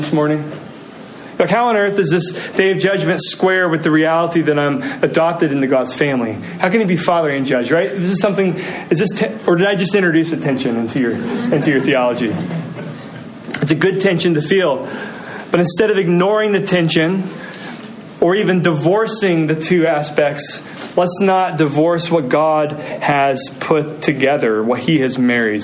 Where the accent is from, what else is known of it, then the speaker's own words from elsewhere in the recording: Muncie, Indiana, United States; I grew up in Muncie, Indiana, where Bob Ross held his studio